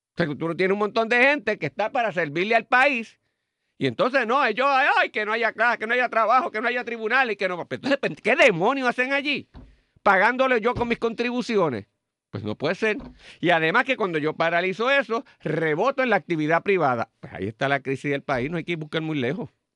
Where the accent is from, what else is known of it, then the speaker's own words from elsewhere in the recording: Puerto Rico; lo que nos distinguía como puertorriqueños